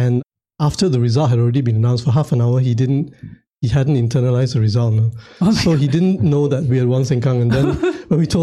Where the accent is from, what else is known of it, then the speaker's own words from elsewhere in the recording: Singapore; I grew up in the Anson ward.